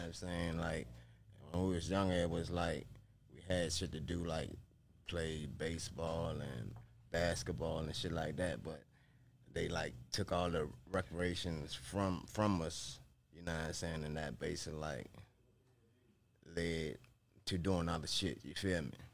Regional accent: Nottoway, Virginia, United States; I'm from Virginia, Nottoway, Virginia, man. The four three four

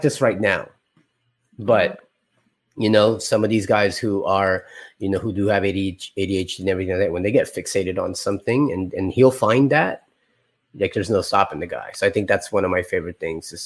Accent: Florida, United States; we're from Florida

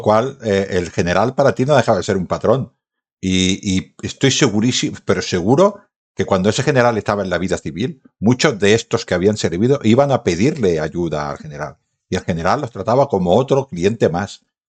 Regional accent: Badalona, Catalonia, Spain; soy de Baétulo

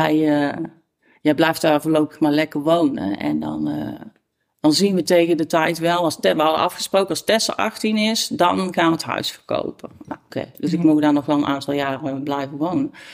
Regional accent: Tilburg, North Brabant, Netherlands; ik kom zelf uit, uit, uit Tilburg-Noord. Ik ben geboren, getogen Tilburg.

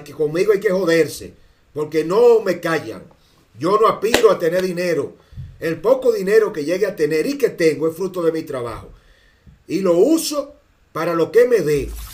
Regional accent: Dominican Republic

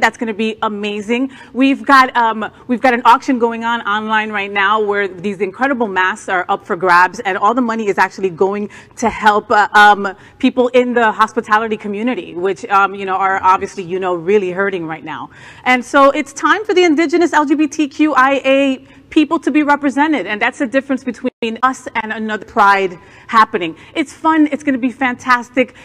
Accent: New Jersey, United States; now in Florida, United States; I'm from New Jersey, the armpit of the United States, 20 minutes right from Manhattan

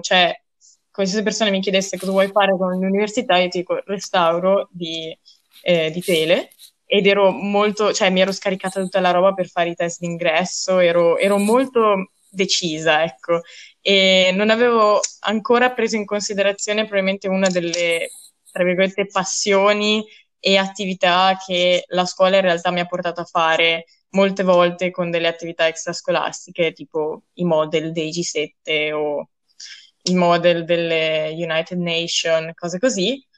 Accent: Rolo, Emilia-Romagna, Italy; moved away as an adult; now in Trento, Italy; E sono dalla provincia di Reggio Emilia

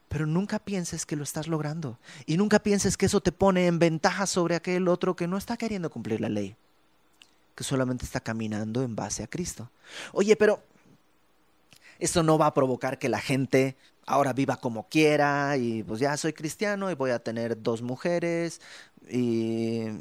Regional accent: Bolivia; now in Mexico; por alguna razón me regresa el acento. Es porque es parte de mí. No estoy tratando de portarme como boliviano. No, es parte de mí. Yo soy boliviano, es parte de mí. Y cuando estoy en Bolivia sueno mexicano.

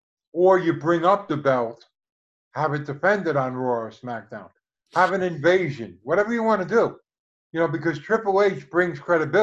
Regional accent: New Jersey, United States; I was born in New Jersey.

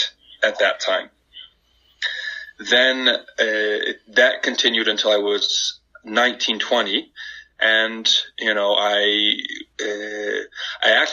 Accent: Indiana, United States; moved away as an adult; also born or lived in Culver, Indiana; now in Turkey; I'm from Indiana. Was born in Indianapolis, but lived in Culver, Indiana, in the northern part of Indiana, too

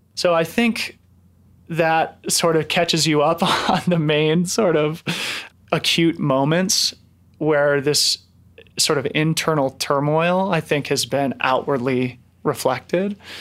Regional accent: Boulder, Colorado, United States; who I grew up with here in Boulder

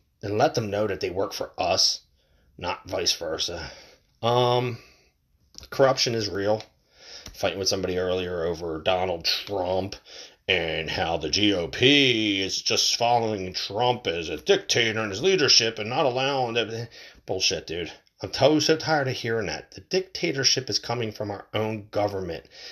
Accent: United States

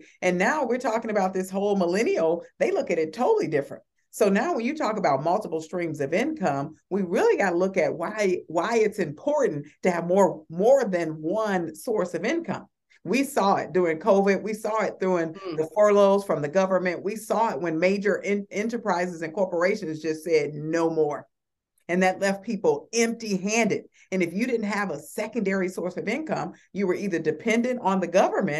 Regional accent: Chicago, Illinois, United States; I just was reminded by a young man that I grew up with in Chicago.

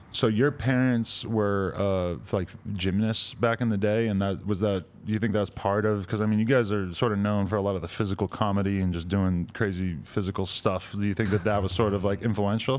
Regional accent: New Hampshire, United States; I'm from New Hampshire

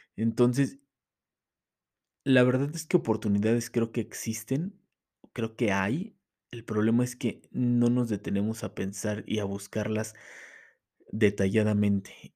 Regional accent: Mexico City, Mexico; moved away as an adult; Yo vengo de la Ciudad de México, ahorita estoy radicando en otro estado, pero vengo de la Ciudad de México

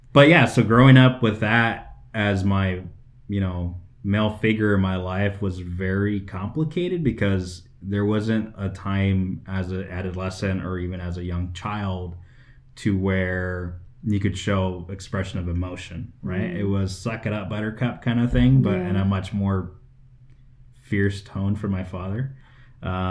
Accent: West Valley, Phoenix, Arizona, United States; I am born here in Arizona, born in Phoenix, but I grew up in the West Valley, which was very agricultural.

